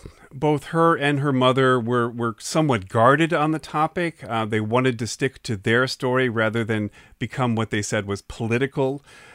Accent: Indiana, United States; I'm from Indiana. Memorial Day is often about the Indianapolis 500.

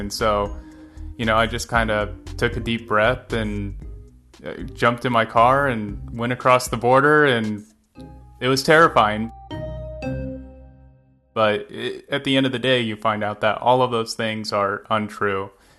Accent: Riverside, California, United States; moved away as an adult; also born or lived in San Diego; now in Tijuana, Mexico; I grew up in Riverside and in Southern California, and so a lot of that Mexican culture kind of bled its way north and vice versa with it bleeding south

